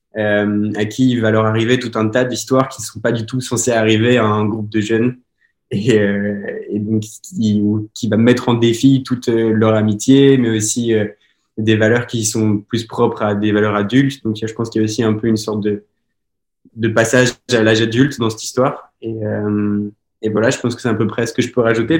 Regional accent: Belgium; now in Montpellier, France; je suis un acteur belge oui, parce que je viens de Belgique

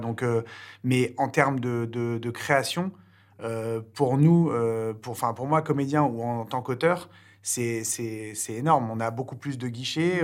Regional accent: France; nous, en tant que Français

